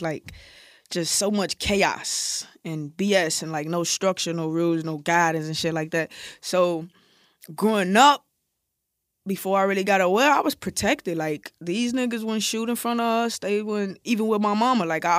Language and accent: English; Chicago, Illinois, United States; Oh, I'm from Iraq, Chicago.